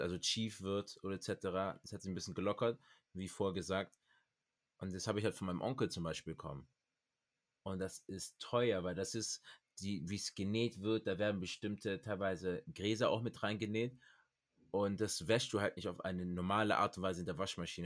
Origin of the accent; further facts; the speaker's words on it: Cameroon; bei uns in Kamerun